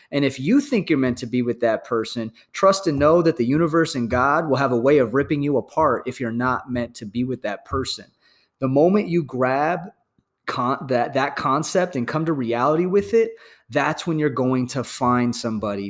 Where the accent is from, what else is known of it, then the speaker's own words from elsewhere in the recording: United States; as an American patriot